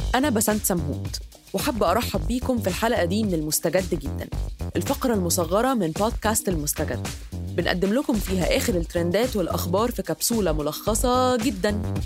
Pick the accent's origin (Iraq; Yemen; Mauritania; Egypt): Egypt; كمصرية إن إحنا عندنا تراث عريق